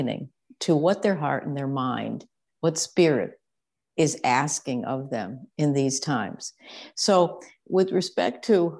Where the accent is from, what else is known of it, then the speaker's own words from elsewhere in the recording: Connecticut, United States; I grew up on the East Coast in Connecticut in largely a traditional family, a traditional home.